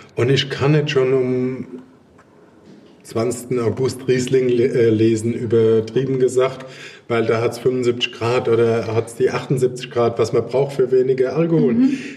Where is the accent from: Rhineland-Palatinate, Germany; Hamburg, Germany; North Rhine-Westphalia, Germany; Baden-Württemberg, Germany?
Rhineland-Palatinate, Germany; Rheinhessen; bei uns in Rheinhessen